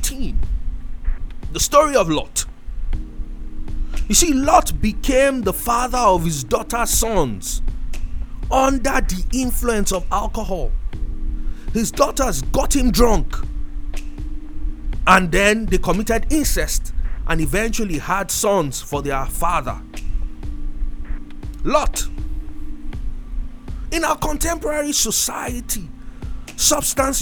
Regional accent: Nigeria; I was from Nigeria

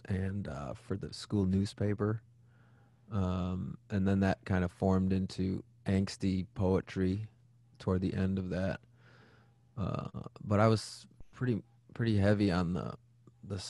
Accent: Waukesha, Wisconsin, United States; I grew up in Waukesha, Wisconsin. So not too far from where we are now.

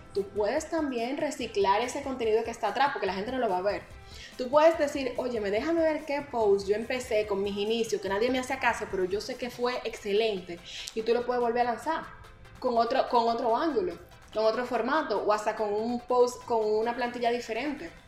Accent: Dominican Republic

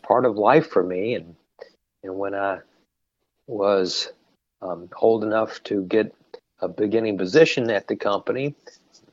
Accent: Kentucky, United States; I grew up right here in Kentucky and had a wonderful childhood

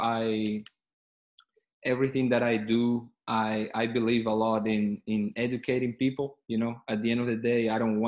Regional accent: Caracas, Capital District, Venezuela; moved away as an adult; also born or lived in Kentucky / Miami / Mississippi; I'm originally from Venezuela, from Caracas, Venezuela is the capital city there. I grew up there. I went to high school there, and then I moved to the States

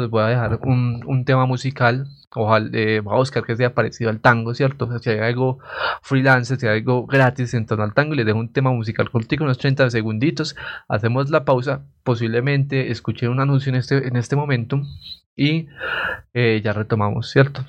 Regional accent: Coffee Axis, Eje Cafetero, Colombia; en esta parte del eje cafetero

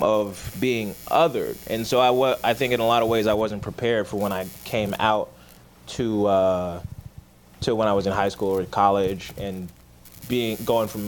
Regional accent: outside of Atlanta, Georgia, United States; I grew up outside of Atlanta because my mom was scared to live in Atlanta

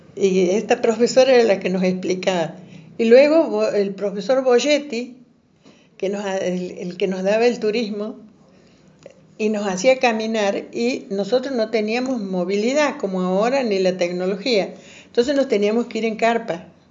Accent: Santiago del Estero, Argentina; now in Córdoba, Argentina; yo soy de Santiago del Estero, no tenía vivienda

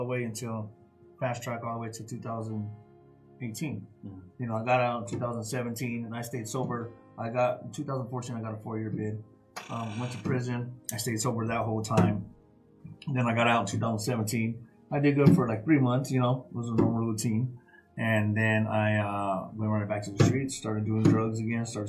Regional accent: Tucson, Arizona, United States; I was born and raised in Tucson, Arizona

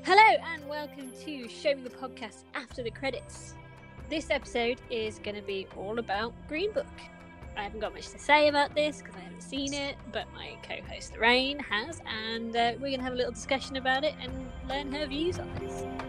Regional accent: United Kingdom; we're British

